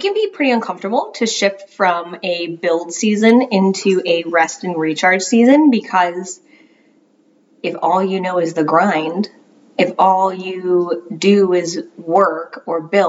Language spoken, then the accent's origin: English; Florida, United States; now in North Carolina, United States; I'm from Florida originally